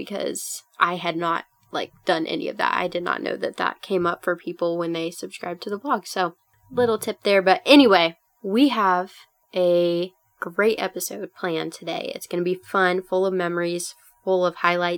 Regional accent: Minnesota, United States; I'm Minnesotan

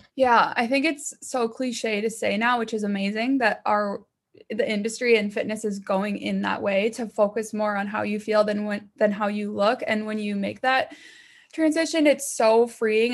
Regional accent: Minnesota, United States; I'm from Minnesota

